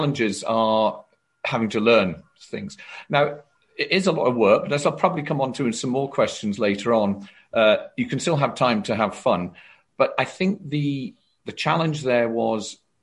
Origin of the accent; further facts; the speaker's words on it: South Wales, United Kingdom; moved away as an adult; my family and are all based around South Wales